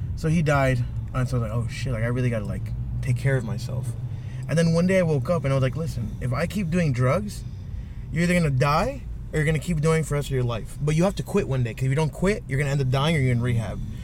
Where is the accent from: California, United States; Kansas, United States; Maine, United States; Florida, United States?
Florida, United States; South; I'm from South Florida.